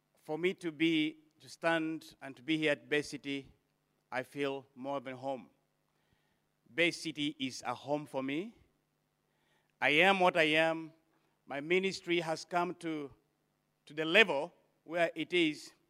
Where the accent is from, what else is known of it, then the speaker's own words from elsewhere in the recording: Mbale, Eastern Region, Uganda; I come from Mbale. Mbale is 4 hours from Entebbe or 4 hours from Kampala. East of Kampala, that is where I come from.